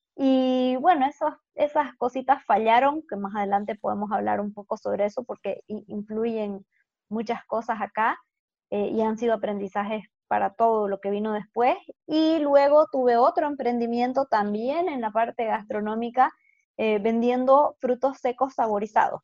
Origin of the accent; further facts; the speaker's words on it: Santa Cruz de la Sierra, Santa Cruz, Bolivia; nací aquí en Bolivia, en Santa Cruz, y he vivido básicamente toda mi vida acá